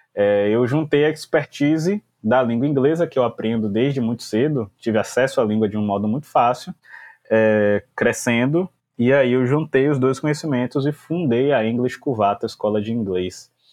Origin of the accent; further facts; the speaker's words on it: Salvador, Bahia, Brazil; sou nascido e criado aqui em Salvador